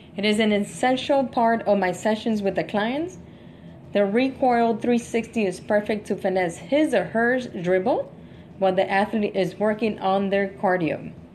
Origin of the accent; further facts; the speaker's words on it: Miami, Florida, United States; I'm from Miami